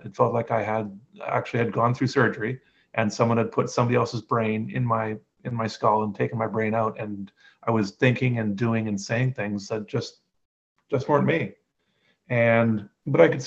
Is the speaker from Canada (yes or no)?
yes; Canada; I'm Canadian and I'm 49 now